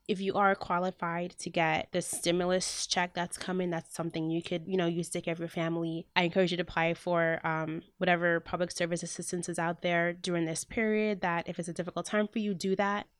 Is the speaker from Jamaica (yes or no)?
yes; Jamaica; now in United States; I'm Jamaican